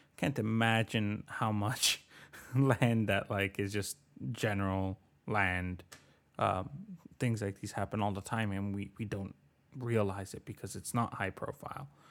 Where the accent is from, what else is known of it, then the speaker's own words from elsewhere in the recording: Richmond Hill, Ontario, Canada; also born or lived in Bogotá, Colombia; I grew up in Oak Ridges, but I'm originally from Bogotá, Colombia